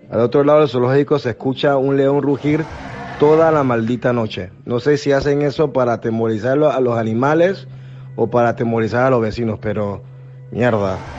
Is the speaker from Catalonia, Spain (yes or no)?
no; Sarria, Galicia, Spain; Sí, a lo visto sí que soy la chica de Sarria.